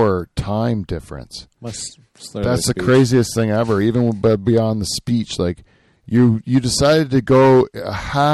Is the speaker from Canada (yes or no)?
yes; Canada; because we're Canadian